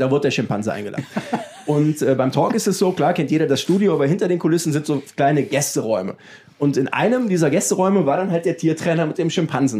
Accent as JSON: {"language": "German", "town": "Düsseldorf", "region": "North Rhine-Westphalia", "country": "Germany", "tie": "born or raised there", "said": "in meiner Heimatstadt Düsseldorf"}